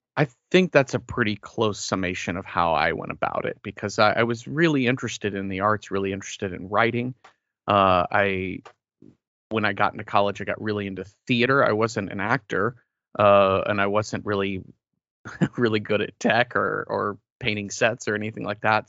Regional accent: Mesquite, Texas, United States; moved away; I grew up near Dallas in a suburb, uh, named Mesquite

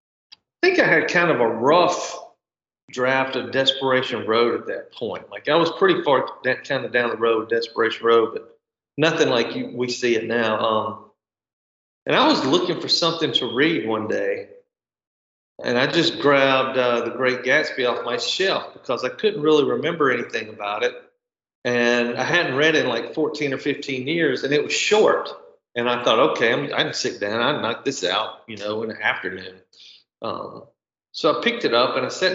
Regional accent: Mississippi, United States; moved away as an adult; I had been gone from Mississippi for a long time. I came back to this small town

